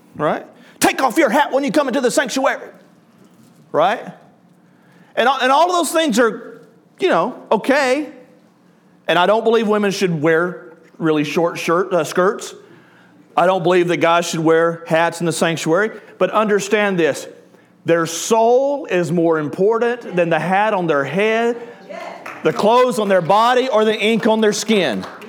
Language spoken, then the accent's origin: English; the South, United States; accent: southern; I'll just use my southern accent.